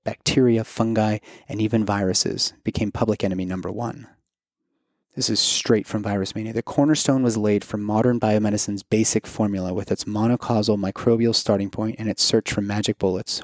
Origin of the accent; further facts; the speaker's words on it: Kentucky, United States; moved away; my home state of Kentucky